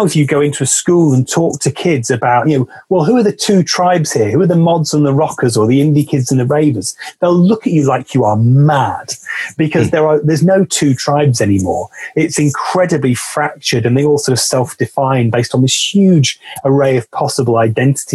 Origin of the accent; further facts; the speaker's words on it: West Midlands, United Kingdom; now in Manchester, United Kingdom; the small city where I grew up in the West Midlands